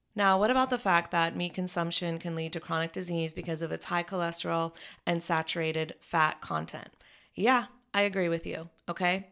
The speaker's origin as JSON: {"language": "English", "town": "Chapel Hill", "region": "North Carolina", "country": "United States", "tie": "born or raised there", "said": "I'm thinking about my hometown. Well, I'm from Chapel Hill, North Carolina"}